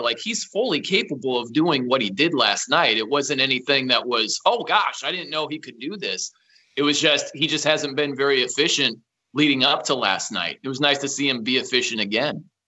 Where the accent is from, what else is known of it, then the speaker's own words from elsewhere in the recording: South Bend, Indiana, United States; moved away as an adult; also born or lived in Fresno / Nashville / Albany, New York / Los Angeles; I'm from South Bend, Indiana. That's where I grew up.